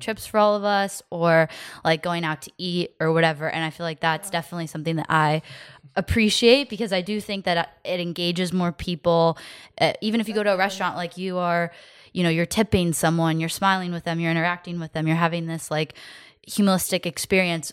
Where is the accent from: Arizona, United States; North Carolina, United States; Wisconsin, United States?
Arizona, United States; Phoenix; growing up in Phoenix